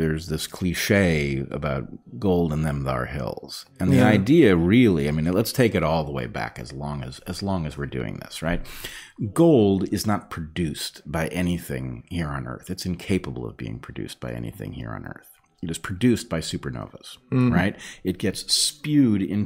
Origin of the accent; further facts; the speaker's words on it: California, United States; I grew up in California